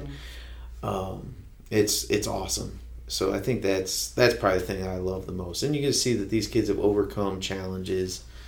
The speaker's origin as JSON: {"language": "English", "town": "Kenton", "region": "Ohio", "country": "United States", "tie": "born or raised there", "also_born_or_lived": "Findlay, Ohio", "moved": "as an adult", "lives_now": "Fostoria, United States", "said": "I'm from Kenton, Ohio. Uh, grew up there"}